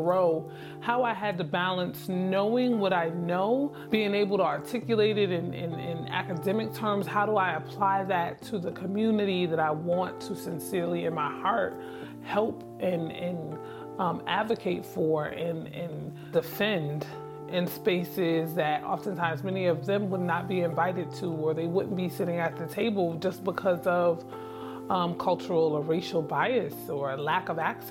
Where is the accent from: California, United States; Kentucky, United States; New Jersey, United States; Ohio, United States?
New Jersey, United States; Newark; born or raised there; moved away as an adult; now in Syracuse, United States